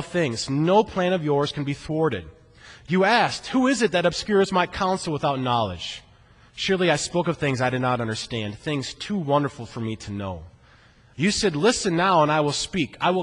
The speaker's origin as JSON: {"language": "English", "region": "Iowa", "country": "United States", "tie": "born or raised there", "said": "growing up in Iowa, working really boring jobs like on the mink farm"}